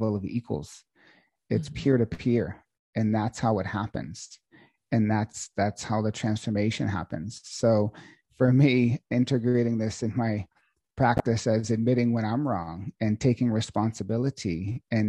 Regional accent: Boston, Massachusetts, United States; now in Sedona, United States; I'm from originally Boston, Massachusetts

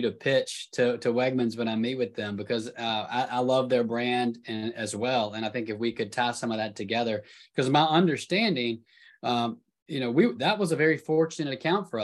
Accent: the South, United States; I'm from the South

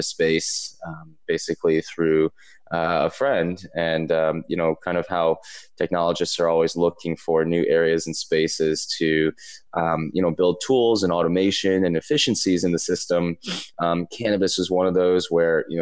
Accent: East Coast, United States; I grew up growing up on the East Coast

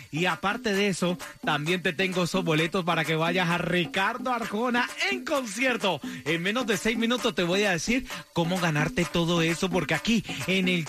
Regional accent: Colombia; moved away; ¡Es paisana mía!

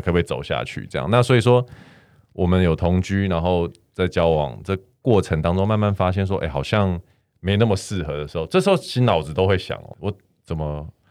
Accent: Taiwan; also born or lived in Canada; 可是台湾的同学，就是我们台湾人

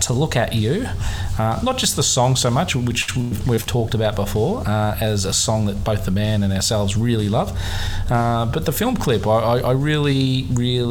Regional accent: Melbourne, Victoria, Australia; my hometown of Melbourne

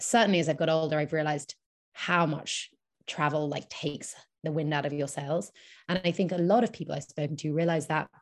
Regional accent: England, United Kingdom; moved away as an adult; now in New York, United States; I'm born in England

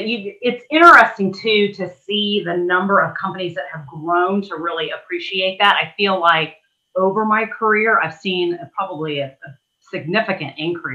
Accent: Germany; born there; also born or lived in Arizona / Saudi Arabia; I was born in Germany. And then we were there for a year or two, I think, after I was born, came back to Arizona

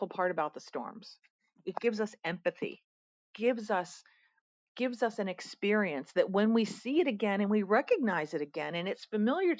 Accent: Pennsylvania, United States; moved away; also born or lived in Atlanta; I'm in my home state today

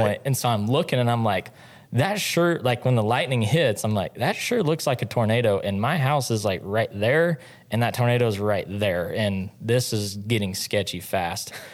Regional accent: Mooreland, Oklahoma, United States; moved away; also born or lived in Stephenville, Texas; I grew up in Oklahoma, a little town in northwest Oklahoma called Moreland

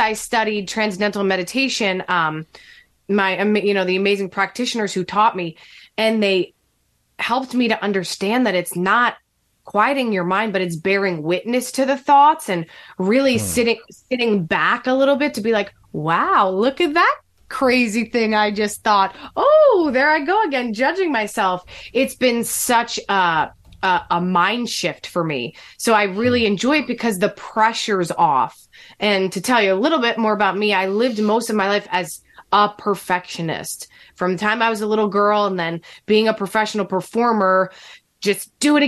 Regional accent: New Jersey, United States; born or raised there

